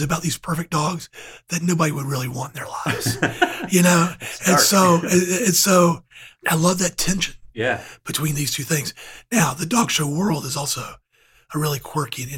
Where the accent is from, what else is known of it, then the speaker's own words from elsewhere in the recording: Georgia, United States; now in Charlotte, United States; growing up in Georgia